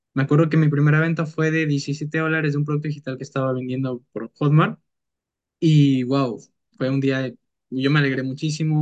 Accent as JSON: {"language": "Spanish", "country": "Peru", "said": "mi país, eh, que es Perú"}